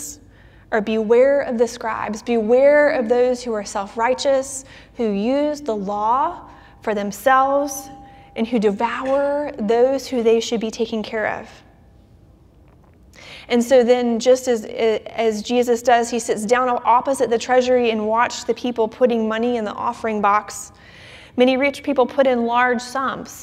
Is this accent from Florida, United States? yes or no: yes; Orlando, Florida, United States; my hometown of Orlando